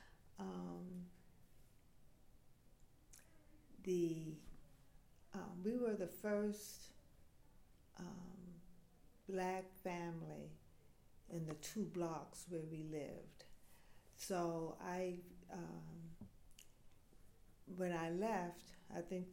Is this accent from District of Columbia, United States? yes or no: yes; Washington, District of Columbia, United States; also born or lived in Cleveland, Ohio; I grew up in Washington, D.C., Northeast D.C.